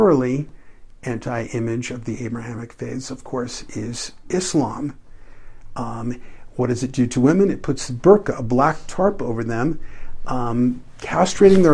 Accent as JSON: {"language": "English", "town": "New York City", "region": "New York", "country": "United States", "tie": "born or raised there", "moved": "yes", "said": "When I was growing up in New York City"}